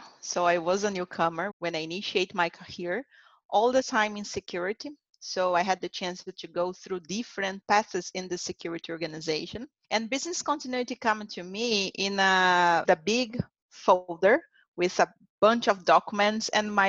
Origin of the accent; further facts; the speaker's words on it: Brazil; English is a second language; I also had experience in Latin America. It was my first place. I came from Brazil, so Brazil, Latin America, now Americas.